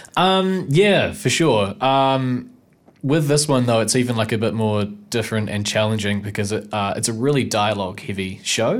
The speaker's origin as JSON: {"language": "English", "region": "Nelson", "country": "New Zealand", "moved": "as an adult", "lives_now": "Wellington, New Zealand", "said": "I'm from, uh, Wakatu Nelson originally."}